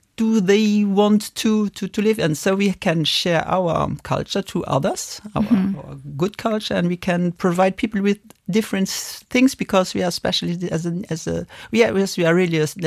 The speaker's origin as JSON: {"language": "English", "country": "Luxembourg", "said": "here in Luxembourg. So we are belonging to the happy few over here. We are living in a multicultural country"}